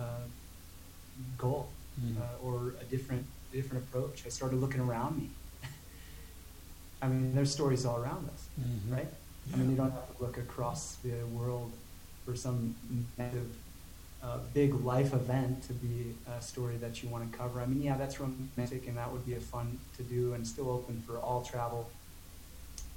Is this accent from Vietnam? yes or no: no; Montana, United States; my young age of exploring growing up in Montana